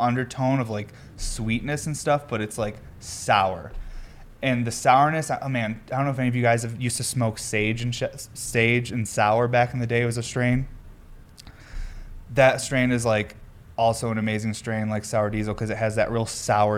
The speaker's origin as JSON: {"language": "English", "region": "New York", "country": "United States", "said": "I'm from New York"}